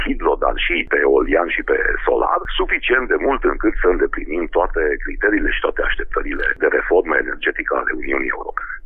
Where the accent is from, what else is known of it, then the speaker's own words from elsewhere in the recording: Hunedoara, Hunedoara County, Romania; Eu m-am născut și trăiesc în Hunedoara